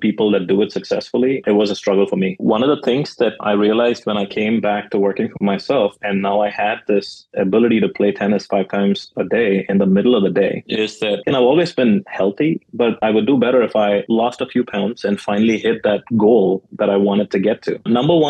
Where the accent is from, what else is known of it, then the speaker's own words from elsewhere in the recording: India; moved away as an adult; now in United States; growing up in India